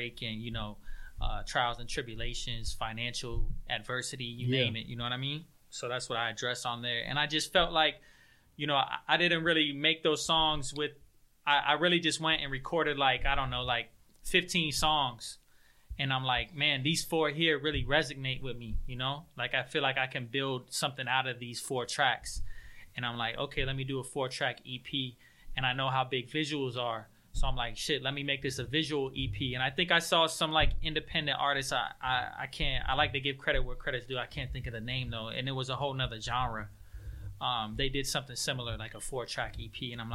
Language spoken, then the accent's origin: English; Melbourne, Florida, United States; moved away as an adult; now in Miami, United States; I was raised in Melbourne, Florida. I relocated to Miami, like, I don't know, going on about since like 2010